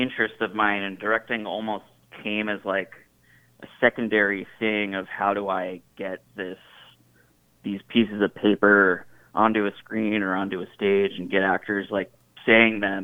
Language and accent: English; upstate New York, United States; moved away as an adult; now in Los Angeles, United States; my hometown, which is in upstate New York.